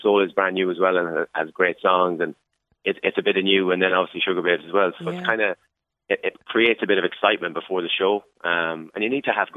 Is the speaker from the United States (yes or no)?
no; Sligo, Connacht, Ireland; growing up in Sligo